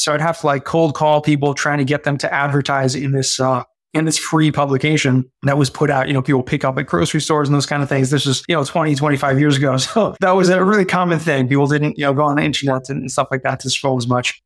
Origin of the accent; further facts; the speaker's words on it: Southern California, United States; I grew up in Southern California and kind of middle class family